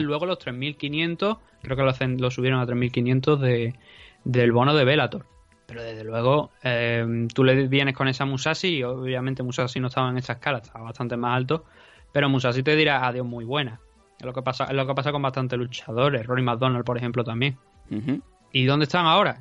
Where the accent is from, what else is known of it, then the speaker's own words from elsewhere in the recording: Andalusia, Spain; accent: andaluz; also born or lived in Valencia; por ser andaluz